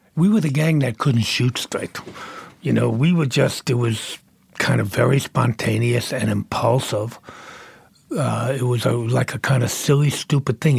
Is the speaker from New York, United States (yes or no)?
yes; Brooklyn, New York, United States; also born or lived in Manhattan; I grew up in Brooklyn